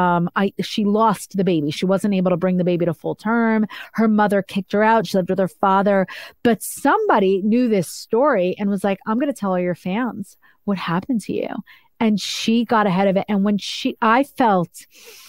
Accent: Northeast, United States; I'm like from the Northeast

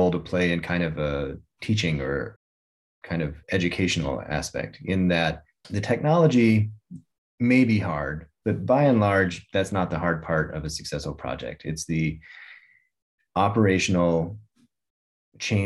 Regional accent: Reno, Nevada, United States; I grew up in Nevada. And if you spend any time outside of Las Vegas, I grew up in Reno

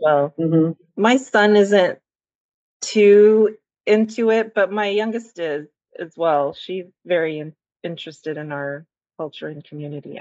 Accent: Central Valley, California, United States; now in Central Coast, United States; I grew up in the Central Valley

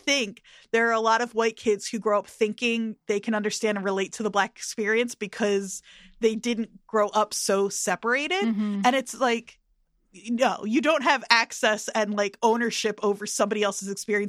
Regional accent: New Jersey, United States; growing up in Jersey

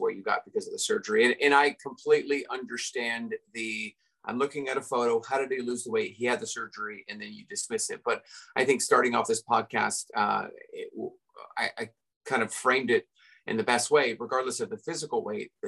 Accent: Redondo Beach, California, United States; I grew up in Redondo Beach, California

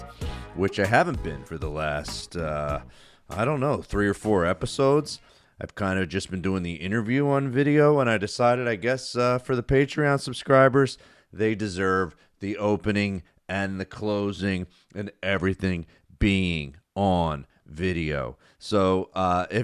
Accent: New Jersey, United States; I grew up in South Jersey

